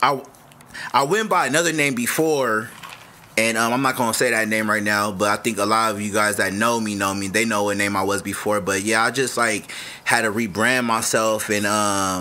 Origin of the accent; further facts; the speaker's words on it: Los Angeles, California, United States; I'm from South Central